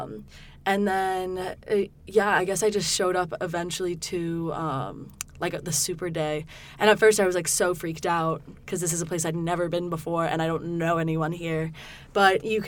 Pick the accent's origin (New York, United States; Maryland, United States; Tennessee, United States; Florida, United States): New York, United States; moved away as an adult; also born or lived in Durham, North Carolina; I'm from New York. I've lived on the East Coast my whole life